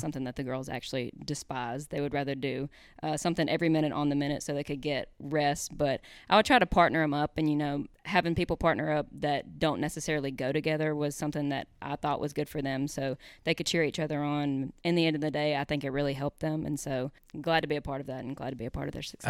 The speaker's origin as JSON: {"language": "English", "town": "Hernando", "region": "Mississippi", "country": "United States", "tie": "born or raised there", "said": "I'm from Hernando, Mississippi. I grew up here."}